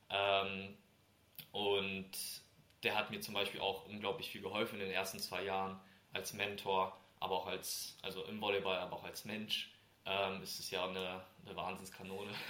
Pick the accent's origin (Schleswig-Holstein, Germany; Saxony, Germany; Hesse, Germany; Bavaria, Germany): Hesse, Germany; Kriftel; Er kommt ja aus Mainz, ich komme ja aus Kriftel quasi aus der Nähe.